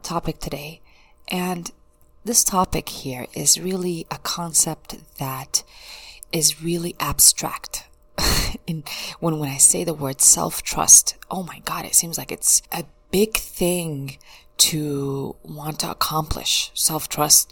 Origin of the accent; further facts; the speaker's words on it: United States; growing up in the United States was a big culture shock for me